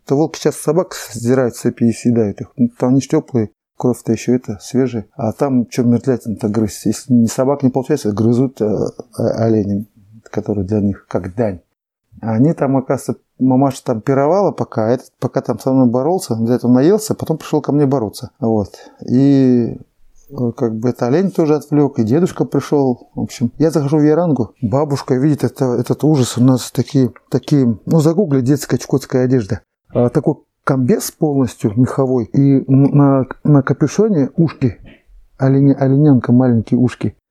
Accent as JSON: {"language": "Russian", "town": "Neshkan", "region": "Chukotka Autonomous Okrug", "country": "Russia", "tie": "born or raised there", "also_born_or_lived": "Lorino", "said": "Я родился в Лорине, в Тихом океане, угу. а вырос в Нешкане"}